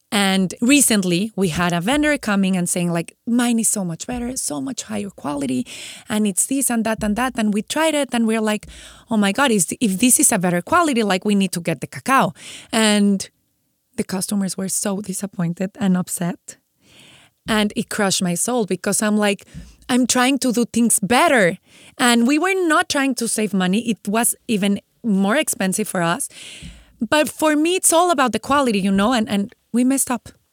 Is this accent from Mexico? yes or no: yes; Mexico; moved away as an adult; now in San Diego, United States; I'm from Mexico